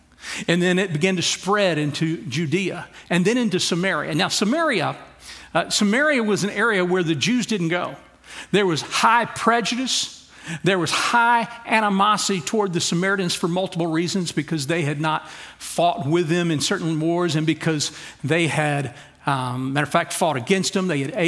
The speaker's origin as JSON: {"language": "English", "region": "Louisiana", "country": "United States", "moved": "yes", "lives_now": "Texas, United States", "said": "I'm from Louisiana."}